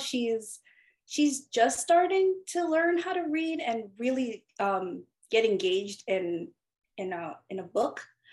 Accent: New York, United States; also born or lived in Philippines; I immigrated here from the Philippines when I was 6 years old, and I settled in Queens, New York

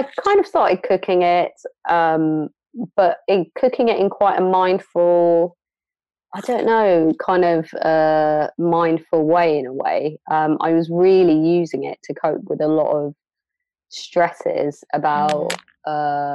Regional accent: London, United Kingdom; moved away as an adult; now in Bristol, United Kingdom; I grew up in London, Northwest London, on Stonebridge Estate

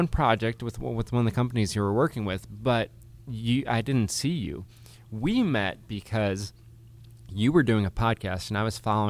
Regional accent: Chicago, Illinois, United States; also born or lived in Massachusetts; I am, since Andy went deep into his past, I was born in Massachusetts, grew up in Chicago

